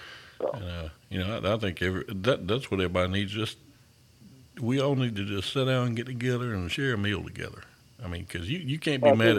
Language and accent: English; Thomson, Georgia, United States; my hometown of Thompson.